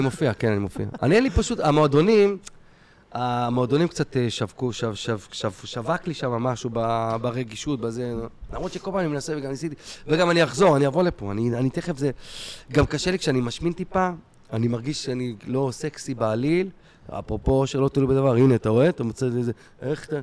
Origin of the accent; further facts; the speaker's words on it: Kfar Saba, Central District, Israel; גדלתי בשכונה טובה בכפר סבא